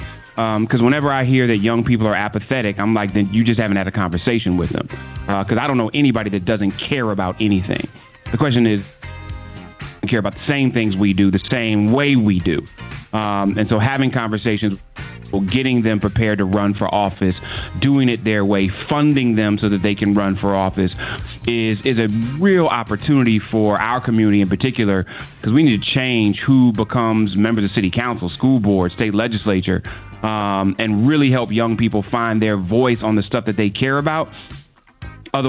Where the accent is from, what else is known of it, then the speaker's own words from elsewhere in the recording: Cleveland, Ohio, United States; I'm from Cleveland